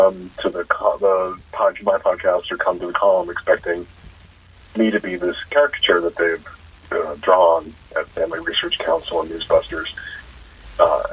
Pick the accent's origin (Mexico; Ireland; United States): United States; Chicago, Illinois; moved away; the apartment I grew up in Chicago